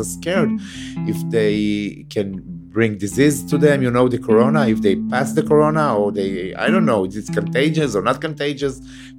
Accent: Beersheba, Southern District, Israel; I was born in Be'er Sheva. I grew up in Be'er Sheva.

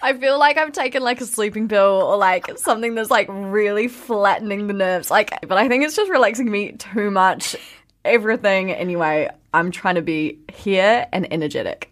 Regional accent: New Zealand

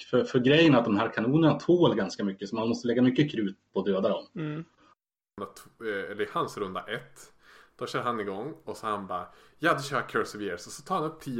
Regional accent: Norrland, Sweden; accent: Norrland; Hör nu börjar jag prata norrländska och prata om palten.

